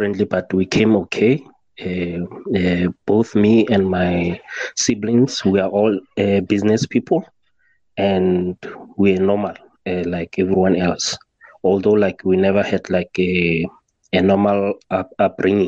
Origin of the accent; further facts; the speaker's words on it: South Africa; I'm from South Africa